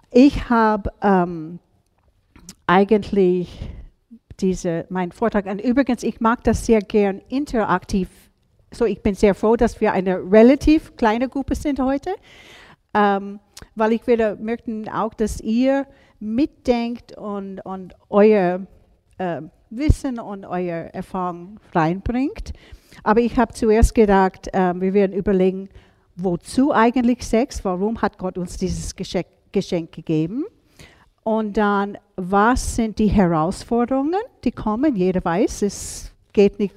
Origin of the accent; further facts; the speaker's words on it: United States; now in Salzburg, Austria; Ihr merkt, obwohl ich gestern von Salzburg gekommen bin, wo, bin ich keine Salzburgerin. Ich bin ursprünglich aus USA.